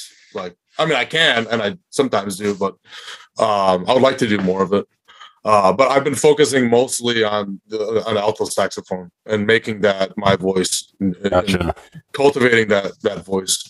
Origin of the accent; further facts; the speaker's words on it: Dearborn, Michigan, United States; moved away as an adult; now in Austin, United States; I'm from Dearborn, Michigan